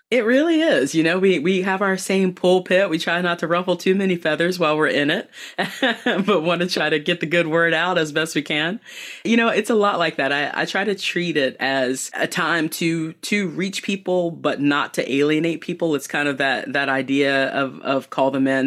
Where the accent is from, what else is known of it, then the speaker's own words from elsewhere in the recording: Southeastern North Carolina, United States; also born or lived in Boone, North Carolina; I was born and raised in Southeastern North Carolina